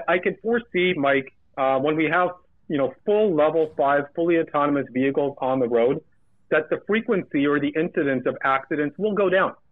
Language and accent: English; Burnaby, British Columbia, Canada; when I grew up in Burnaby, BC.